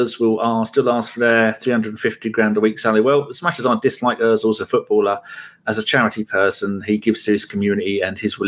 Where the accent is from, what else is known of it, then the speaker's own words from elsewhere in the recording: England, United Kingdom; I'm English, not British.